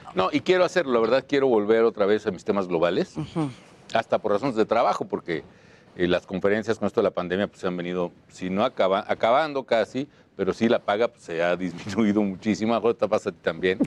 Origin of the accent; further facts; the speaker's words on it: Mexico; me preocupa como mexicano